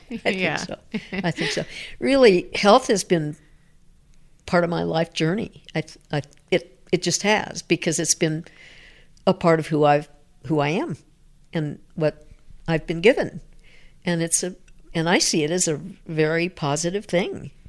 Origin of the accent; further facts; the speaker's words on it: Denver, Colorado, United States; I am a rare native. okay. Been here, born in St. Luke's Hospital.